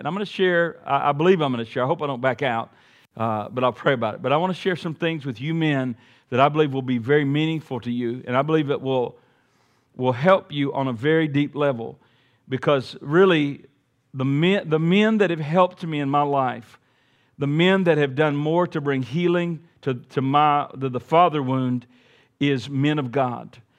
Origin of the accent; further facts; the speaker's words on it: Montgomery, Alabama, United States; growing up in Montgomery, Alabama